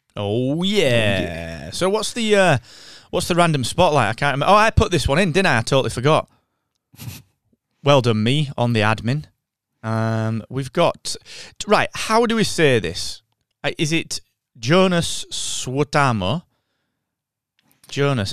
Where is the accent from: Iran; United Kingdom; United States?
United Kingdom; as we British people say